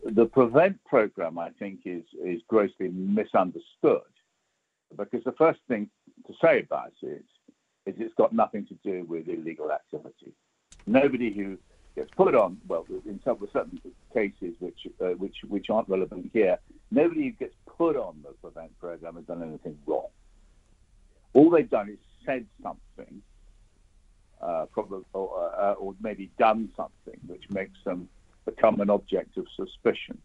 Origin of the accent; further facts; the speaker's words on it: United Kingdom; as a British citizen